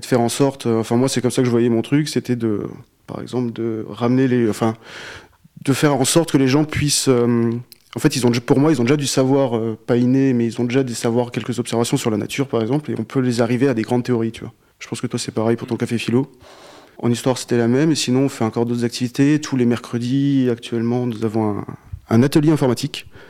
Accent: Alsace, Grand Est, France; moved away as an adult; now in Fougères, France; je suis alsacien à la base

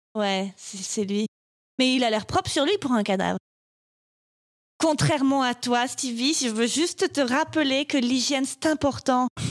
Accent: France; je suis française

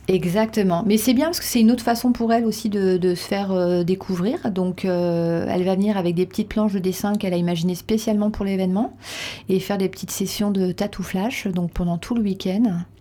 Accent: Reims, Grand Est, France; also born or lived in Paris; now in Dax, France; je suis rémoise. Ah je suis née à Reims et j'ai passé après plus de 20 ans à Paris euh, pour mes études

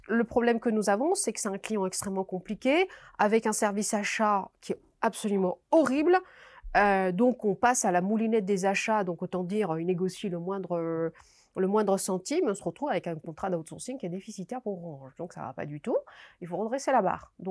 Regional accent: Morocco; also born or lived in Paris; now in Belgium; Et donc j'arrive en Belgique, je suis marocaine

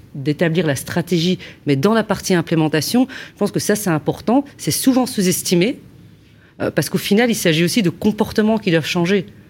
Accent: Belgium; je suis belge

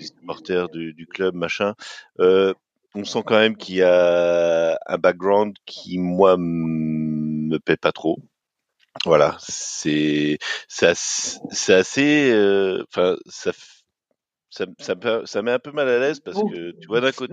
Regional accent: France; je me place en tant que Français

